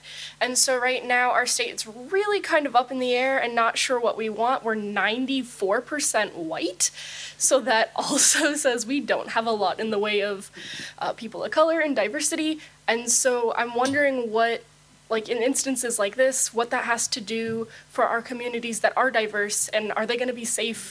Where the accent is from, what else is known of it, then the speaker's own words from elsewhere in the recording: New Hampshire, United States; moved away; I'm a student at American University, but I'm from New Hampshire